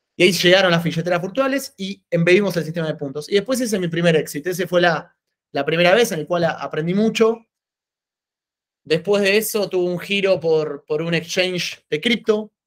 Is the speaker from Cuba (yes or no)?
no; Argentina; moved away as an adult; now in Italy; yo nací en Argentina, soy argentino